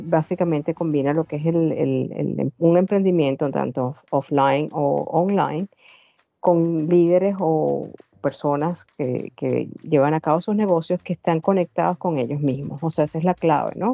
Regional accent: Venezuela; moved away as an adult; now in Australia; vengo original de Venezuela, pero tengo ya más de 13 años viviendo en Australia

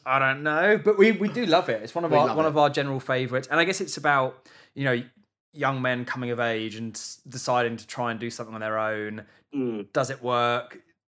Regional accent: England, United Kingdom; I had a great childhood growing up in England.

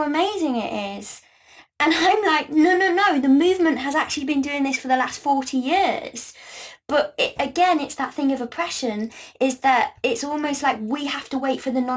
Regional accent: Gloucestershire, South West England, United Kingdom; I grew up in Gloucestershire

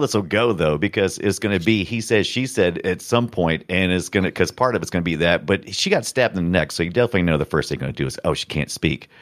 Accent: United States; I'm American

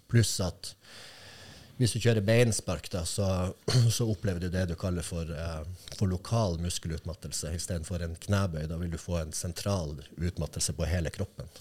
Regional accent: Kirkenes, Finnmark, Norway; jeg vokste opp der jeg gjorde

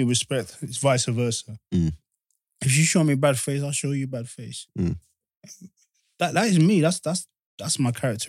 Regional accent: England, United Kingdom; I was born in England

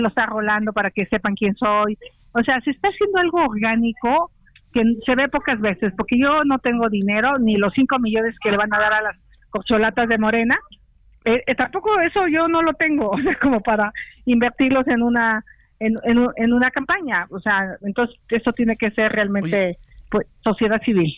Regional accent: Tepatepec, Hidalgo, Mexico; moved away; en, Tepatepec. me, voy, a mi pueblo donde nací

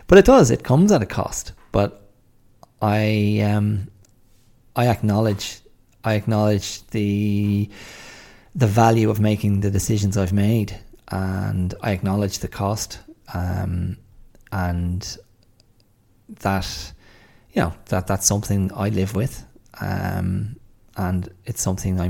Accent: Ireland; also born or lived in Australia / England

